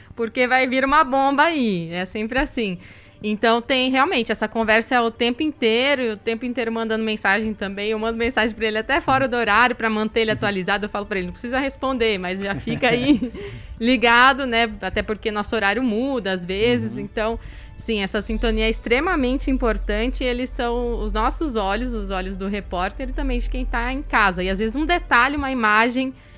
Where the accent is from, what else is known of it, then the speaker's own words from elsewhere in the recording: Campo Grande, Mato Grosso do Sul, Brazil; moved away as an adult; also born or lived in Campinas / São José do Rio Preto; now in Botucatu, Brazil; eu saí de Campo Grande para fazer faculdade em Campinas